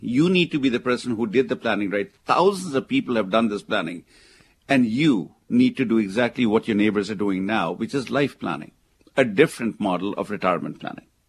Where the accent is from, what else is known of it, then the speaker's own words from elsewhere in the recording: India; now in United States; where I come from, where I was born in India